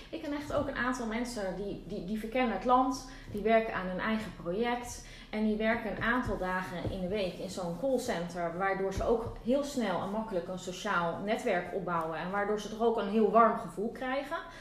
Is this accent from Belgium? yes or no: no; Netherlands; moved away as an adult; also born or lived in Barcelona, Spain; now in Castelldefels, Spain; ik een bevoorrecht mens ben als Nederlander